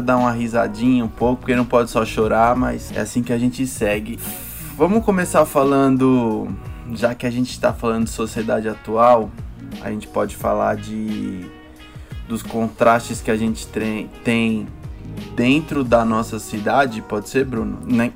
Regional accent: São Paulo, Brazil; onde eu moro, que é onde eu fui, onde eu cresci, onde eu fui criado

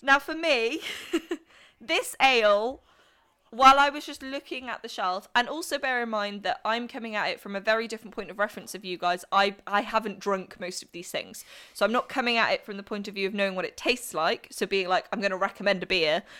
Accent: Welsh, Wales, United Kingdom; being Welsh

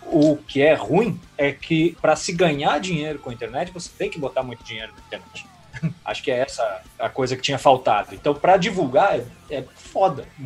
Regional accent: Rio Grande do Sul, Brazil; now in Belo Horizonte, Brazil; eu saí do Rio Grande do Sul em 2002, vim para Belo Horizonte para montar banda com um cara daqui e tal

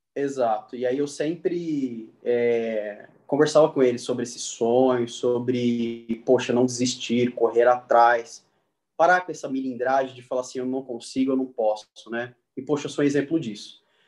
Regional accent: Três Lagoas, Mato Grosso do Sul, Brazil; moved away as an adult; now in São Paulo, Brazil; Eu vim de Três Lagoas, de uma cidade que a gente se conheceu, eu tenho família lá ainda

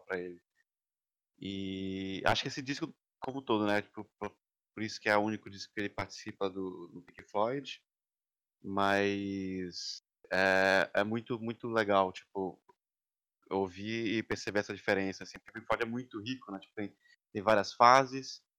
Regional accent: Belém, Pará, Brazil; also born or lived in São Paulo; now in New York, United States; eu sou de Belém, conheci o boi em São Paulo e agora estou trancado faz setenta e poucos dias em Nova York

